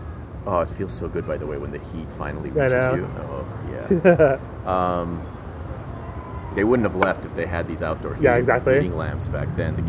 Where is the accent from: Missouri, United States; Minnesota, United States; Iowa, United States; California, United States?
California, United States; Los Angeles; I'm LA all the way